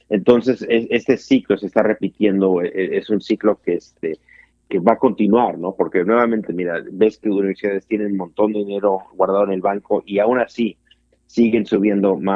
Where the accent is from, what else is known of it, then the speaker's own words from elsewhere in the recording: United States; para vivir soy americano